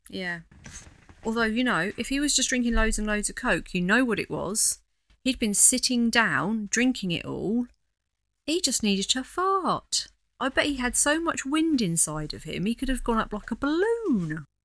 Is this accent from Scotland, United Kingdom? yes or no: no; the Fens, East Anglia, East of England, United Kingdom; I grew up in the Fens, out in the middle of nowhere in East Anglia.